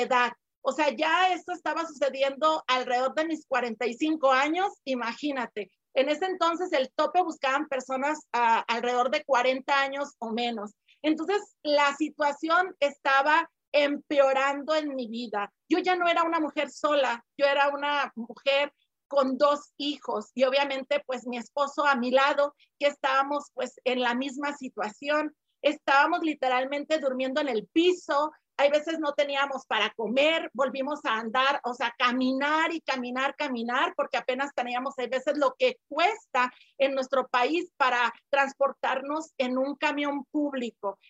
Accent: Mexico; now in Guadalajara, Mexico; yo no soy de Guadalajara, soy de otro estado, de aquí de, de México.

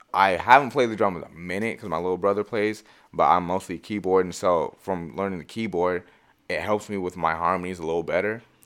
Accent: Marysville, Washington, United States; also born or lived in Everett, Washington; I come from Marysville

